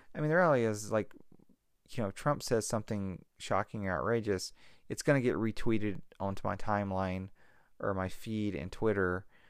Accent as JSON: {"language": "English", "region": "Mississippi Delta", "country": "United States", "moved": "yes", "lives_now": "California, United States", "said": "I'm from the Mississippi Delta"}